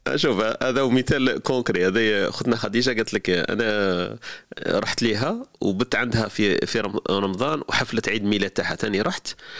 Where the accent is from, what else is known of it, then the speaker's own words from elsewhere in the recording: Algeria; حنا كجزائريين وكعرب